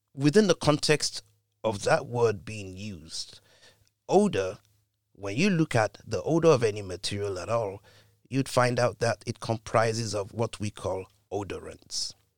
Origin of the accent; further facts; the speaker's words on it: United Kingdom; being a Brit